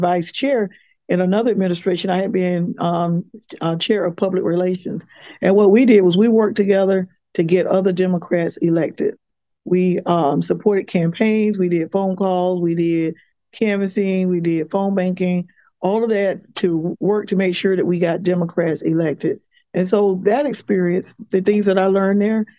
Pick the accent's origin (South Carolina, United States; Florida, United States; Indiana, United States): Florida, United States; Quincy; now in Tallahassee, United States; growing up in Quincy, Florida